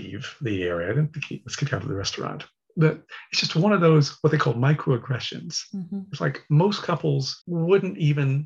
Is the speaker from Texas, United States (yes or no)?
yes; Texas, United States; moved away; I'm from Texas